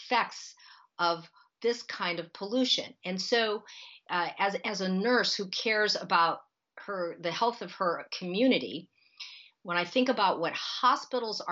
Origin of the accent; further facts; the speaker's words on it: Akron, Ohio, United States; when I was growing up in Akron, Ohio, the sky was full of toxic odors and toxic smoke